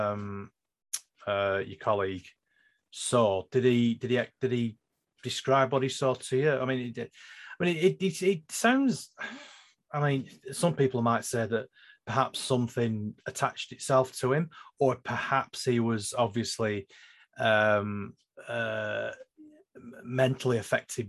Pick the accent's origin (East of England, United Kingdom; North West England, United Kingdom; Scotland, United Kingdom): North West England, United Kingdom; Lancashire; I'm from Lancashire